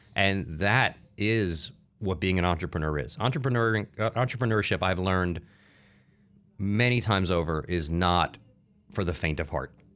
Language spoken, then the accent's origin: English; Newark, New Jersey, United States; also born or lived in Irvington, New Jersey; I grew up in New Jersey. Like I said, I grew up in Newark, in, uh, Irvington.